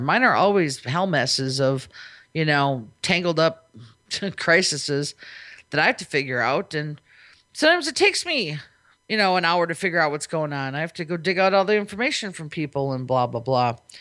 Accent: Minnesota, United States; now in Las Vegas, United States; I'm from Minnesota, where I'm used to it being no nice and wet all the time

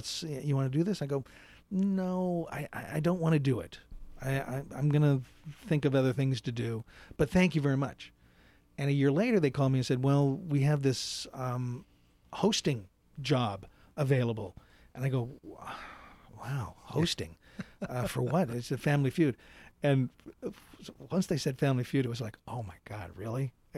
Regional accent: Seattle, Washington, United States; moved away as an adult; also born or lived in New York; I grew up in Seattle.

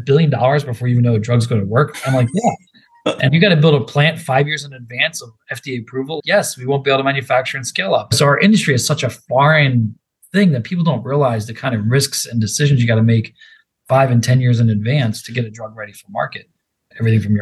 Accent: Philadelphia, Pennsylvania, United States; moved away; I'm from Philadelphia, so I'm bleeding green if you cut me open

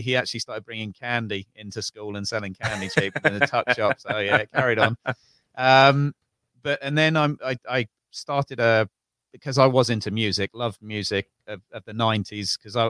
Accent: Tring, East of England, United Kingdom; also born or lived in Bovingdon; I'm from Northwest London, a little village called Tring. I moved around in my early days because my dad was in the RAF.

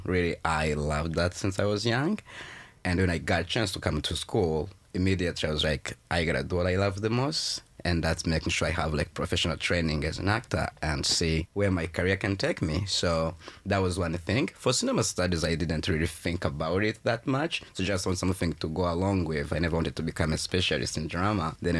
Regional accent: Kigali, Rwanda; also born or lived in Uganda; now in Toronto, Canada; Well, I was born in Rwanda, in Kigali to be specific. That's the capital city. And I've been in many places. I was in Uganda before I came to Canada for school in 2019.

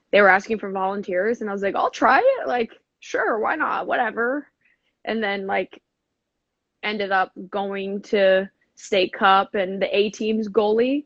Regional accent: Seattle, Washington, United States; I grew up in Seattle, Washington

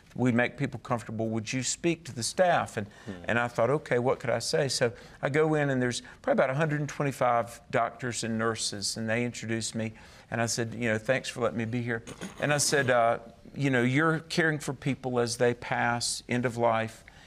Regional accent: the South, United States; I'm from the South

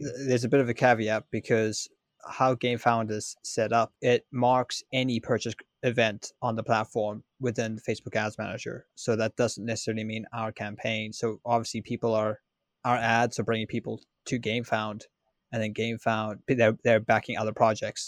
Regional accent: Ireland

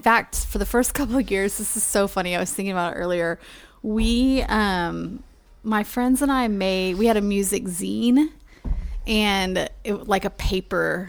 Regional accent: Texas, United States; moved away as an adult; now in Livingston, Montana, United States; growing up in Texas

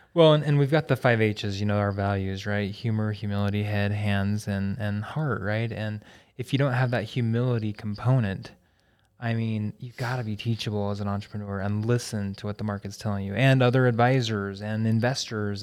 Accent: Logan, Utah, United States; I'm from Logan originally

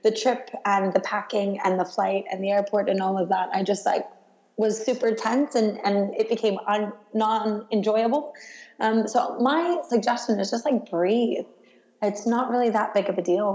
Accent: United States; now in London, United Kingdom; My home airport, actually, despite being an American, is London Heathrow

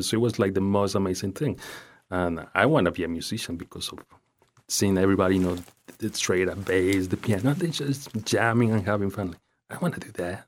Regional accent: Ecuador; English is a second language; moved away as an adult; also born or lived in Naples, Florida, United States; now in Fort Myers, United States; In Ecuador until I was nineteen years old and then moved to the U, United States, to Naples for sixteen years and now in Fort Myers for the last five, six years

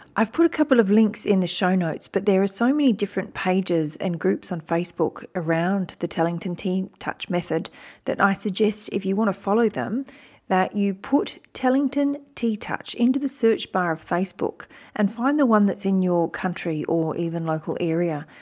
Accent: Wiradjuri country, New South Wales, Australia; also born or lived in Turrbal and Jagera country (Brisbane, Queensland); now in Brisbane, Australia; I was born on Wiradjuri country

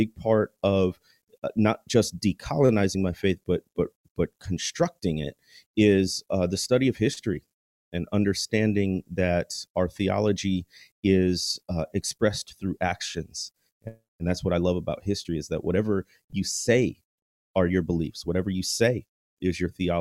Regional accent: Chicago, Illinois, United States; also born or lived in Notre Dame, Indiana; I grew up in the Chicagoland area

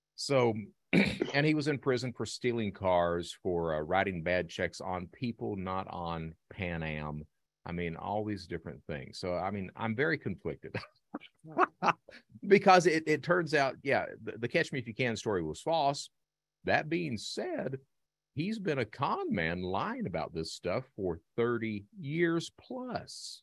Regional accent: Hazard, Kentucky, United States; I'm from Eastern Kentucky, Hazard, Kentucky

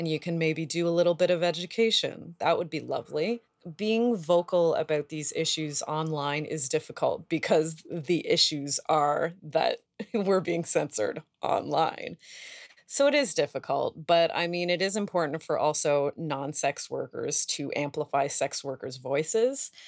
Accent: Canada; we're Canadian

